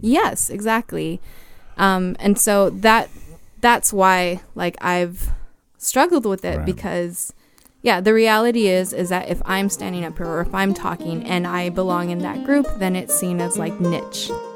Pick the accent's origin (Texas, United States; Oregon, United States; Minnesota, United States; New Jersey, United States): Texas, United States; El Paso; born or raised there